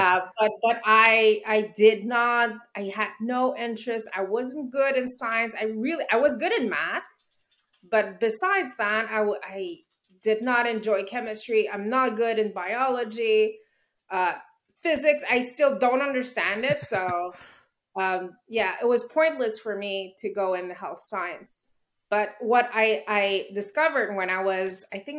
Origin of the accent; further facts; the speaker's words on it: Montreal, Quebec, Canada; I was born here in Montreal